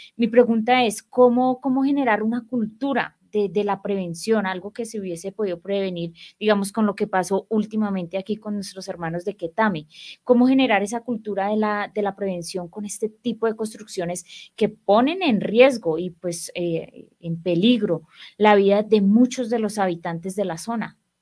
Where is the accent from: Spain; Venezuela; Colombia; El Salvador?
Colombia; debemos tener todos los colombianos